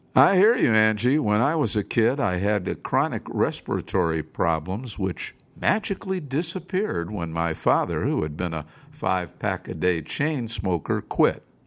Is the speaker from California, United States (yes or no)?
no; Cleveland, Ohio, United States; my hometown of Cleveland